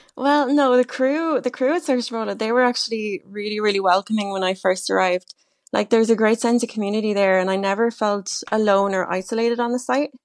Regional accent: Wexford, Leinster, Ireland; also born or lived in Dublin; I'm originally from Wexford

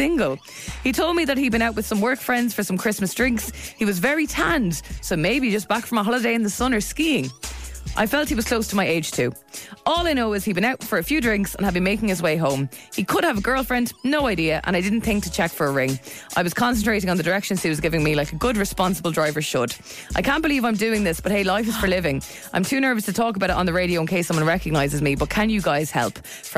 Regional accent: Dublin, Leinster, Ireland; I am from Dublin, but I had no idea where to turn down, and she didn't give me a street name.

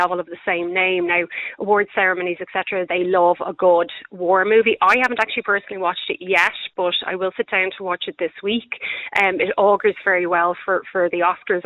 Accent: Ireland; as Irish people, we like to claim everything

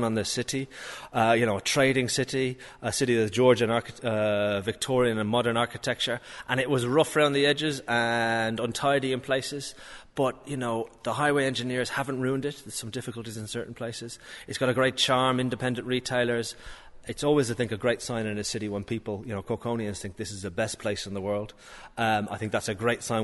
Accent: Dublin, Leinster, Ireland; moved away as an adult; also born or lived in London; now in Cork, Ireland; I'm Dublin originally, but 20 years in London. So half London, half Dublin.

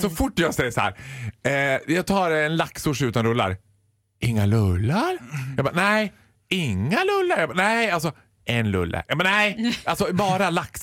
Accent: Borlänge, Dalarna County, Sweden; Jag är född och uppvuxen i Borlänge.

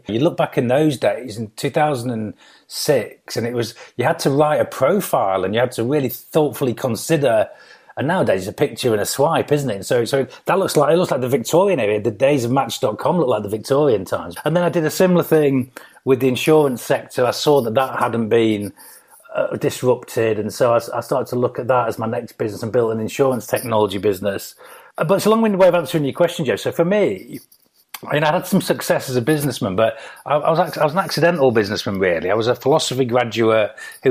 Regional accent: Grimsby, Yorkshire and the Humber, United Kingdom; moved away as an adult; I'm from Grimsby originally. So I was born there as a council estate kid, single parent family

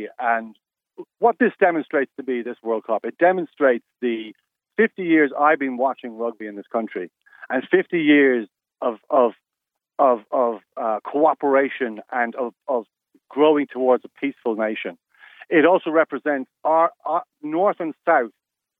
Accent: Ireland; I'm Irish.

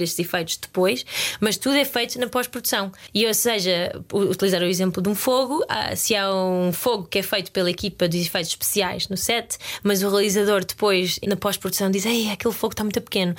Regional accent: Lisbon, Portugal; born or raised there; moved away as an adult; also born or lived in Guimarães, Portugal / Porto Alegre, Brazil; now in United Kingdom

